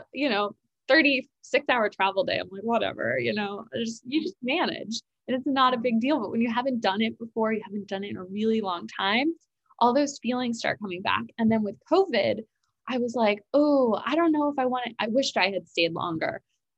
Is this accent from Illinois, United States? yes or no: no; New York, United States; also born or lived in South Carolina; I was from New York